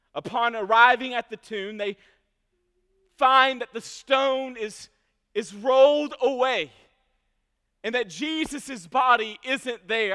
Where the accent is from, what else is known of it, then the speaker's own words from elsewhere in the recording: Franklin, Kentucky, United States; I grew up in Franklin, Kentucky